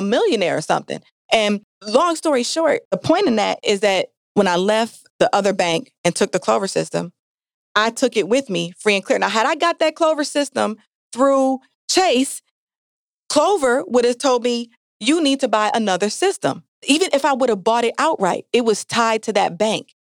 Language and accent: English; Jamaica; now in Milwaukee, United States; I'm Jamaican